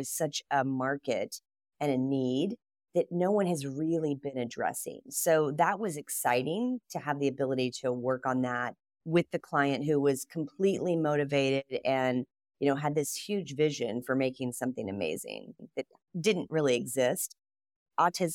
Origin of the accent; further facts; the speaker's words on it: Columbus, Ohio, United States; Growing up in Columbus, Ohio, there were four or five pretty large design firms.